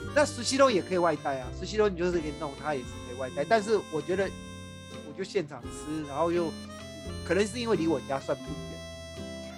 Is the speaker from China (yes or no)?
no; Taiwan; 我是台湾来的